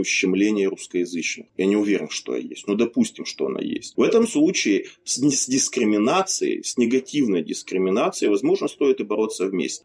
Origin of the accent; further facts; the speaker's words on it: Siberia, Russia; moved away; Я вот родился в Сибири, поэтому Хакасская национальная республика, как там ее называют, была совсем рядом.